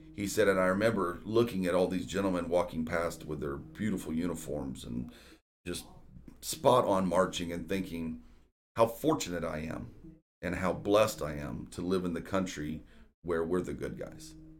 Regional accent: Houston, Texas, United States; moved away as an adult; we moved back to Houston in two thousand three

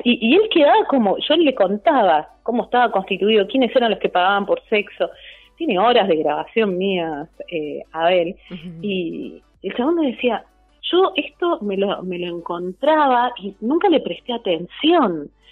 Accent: Argentina; also born or lived in Tierra del Fuego

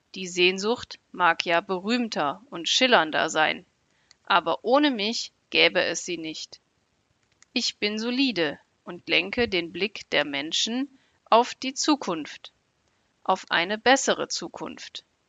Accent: Germany; ich komme aus Deutschland.

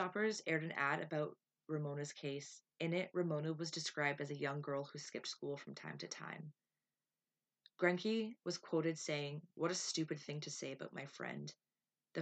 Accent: Owen Sound, Ontario, Canada; my hometown, Owen Sound

